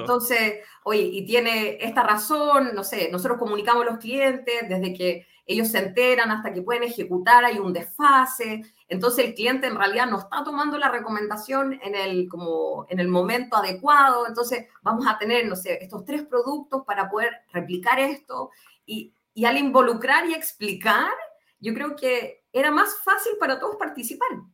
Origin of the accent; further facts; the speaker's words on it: Concepción, Biobío, Chile; now in Santiago, Chile; soy de Concepción, pero vivo hace, no sé, 17 años en Santiago